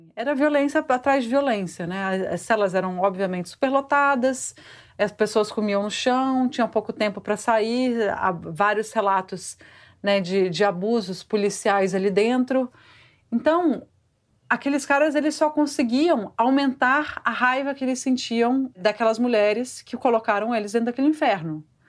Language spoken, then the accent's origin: Portuguese; Vitória, Espírito Santo, Brazil; moved away as an adult; also born or lived in São Paulo; eu cresci no Espírito Santo, eu cresci em Vitória